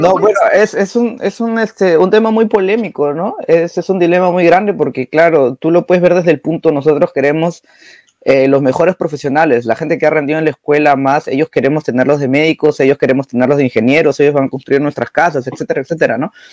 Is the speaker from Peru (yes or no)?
yes; Peru; now in Germany; él es, peruano, igual que yo